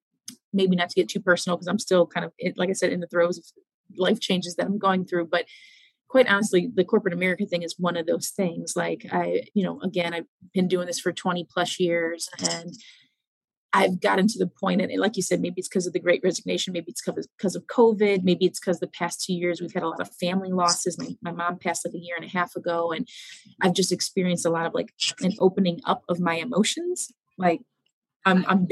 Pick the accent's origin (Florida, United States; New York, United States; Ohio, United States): Ohio, United States; Cleveland; I'm from Cleveland, Ohio